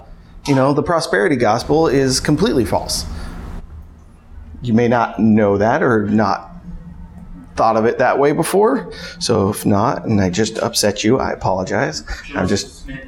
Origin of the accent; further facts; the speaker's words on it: California, United States; I came from California, so I knew all about earthquakes.